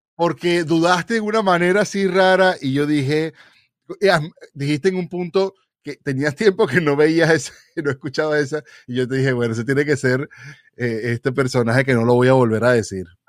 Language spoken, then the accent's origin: Spanish; Venezuela; yo como buen venezolano